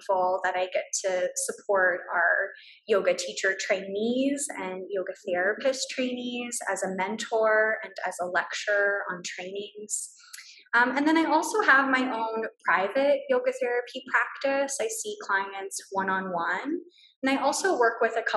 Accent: Brownsville, Texas, United States; moved away as an adult; also born or lived in London; Back in my hometown in Brownsville

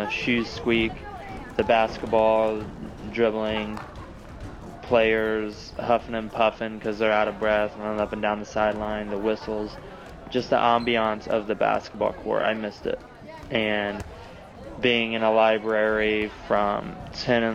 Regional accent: Indiana, United States; moved away as an adult; also born or lived in Nashville, Tennessee / North Dakota; drove 300 miles from my hometown in Indiana down to Nashville, Tennessee

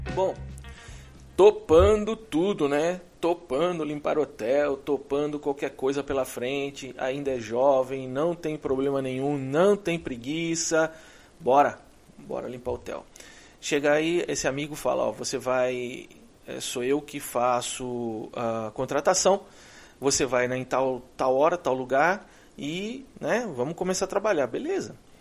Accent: Brazil; moved away as an adult; now in United States; Eu vim de lá. Eu vim do Brasil.

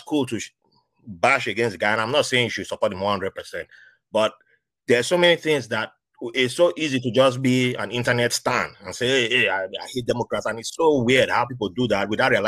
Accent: Nigeria; moved away; when I was growing up in Nigeria

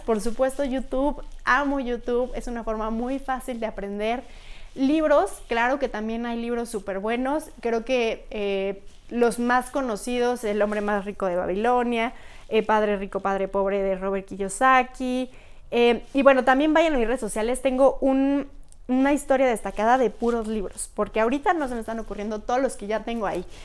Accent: Pachuca, Hidalgo, Mexico; moved away as an adult; also born or lived in Querétaro; now in Mexico City, Mexico; soy de Pachuca, he vivido casi toda mi vida en Pachuca

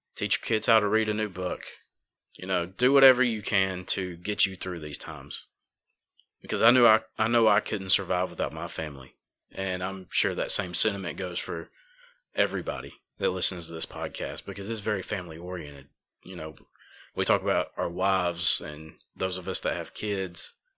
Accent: Dora, Alabama, United States; now in Jasper, United States; I grew up in Empire and Dora.

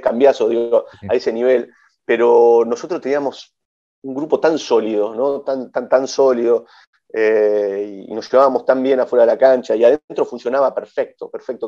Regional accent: Villa Ballester, Buenos Aires Province, Argentina; moved away as an adult; also born or lived in Spain / England; hice casi toda mi infancia en Villa Ballester, con Suárez

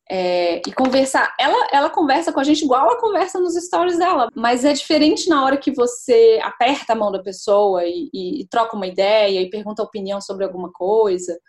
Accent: Brasília, Federal District, Brazil; moved away as an adult; now in London, United Kingdom; eu sou de Brasília e eu me mudei para Londres vai fazer um ano no final de julho agora, por causa do trabalho do meu marido

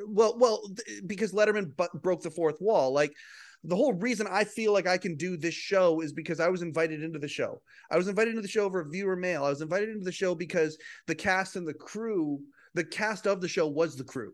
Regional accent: Western Canada, Canada; I'm a guy from Western Canada

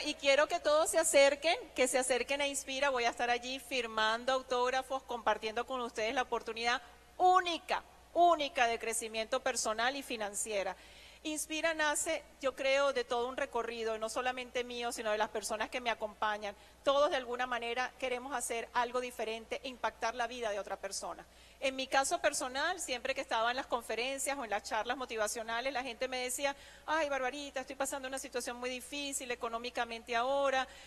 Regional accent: Venezuela; moved away as an adult; nosotros los venezolanos

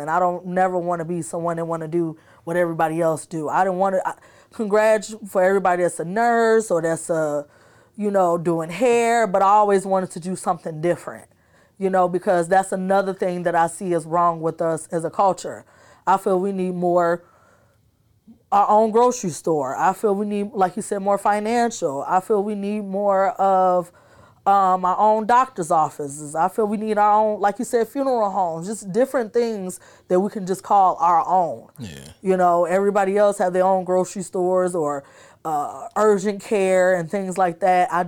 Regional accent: Davenport, Iowa, United States; also born or lived in Chicago, Illinois; So majority of my high school, I came from Davenport, Iowa. Okay. So you can say I'm from there, but I was born in Chicago and I've been back and forth.

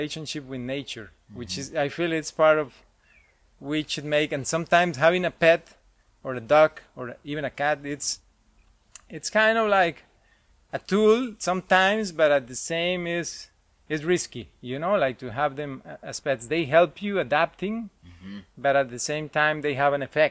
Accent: Cartago, Costa Rica; I grew up in Cartago, and that's where... Most of my family is

